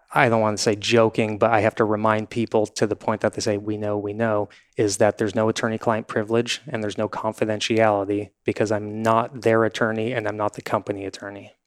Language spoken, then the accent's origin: English; Newport Beach, California, United States; I grew up in Newport Beach. I've lived here forty-five years.